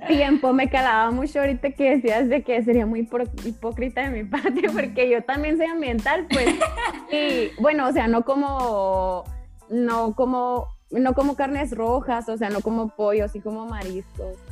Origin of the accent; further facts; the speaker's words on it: Sonora, Mexico; soy de Sonora, entonces acá la carne es de que, ¿cómo eres de Sonora no comes carne?